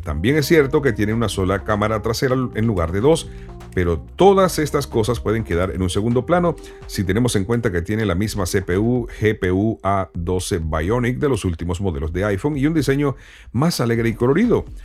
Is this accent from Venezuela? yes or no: yes; Venezuela; En mi país, Venezuela